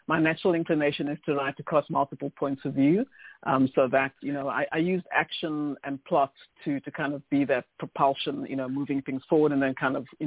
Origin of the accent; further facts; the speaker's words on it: South Africa; now in Canada; I'm South African